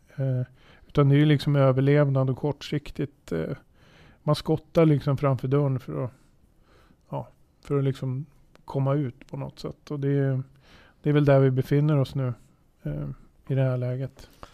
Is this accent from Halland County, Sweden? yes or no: no; Södertälje, Stockholm County, Sweden; född och uppväxt i Södertälje